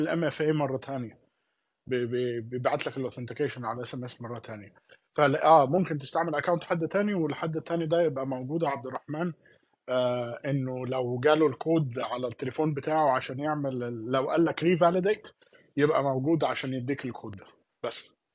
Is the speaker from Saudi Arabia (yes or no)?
no; Palestine; احنا الاثنين فلسطينيه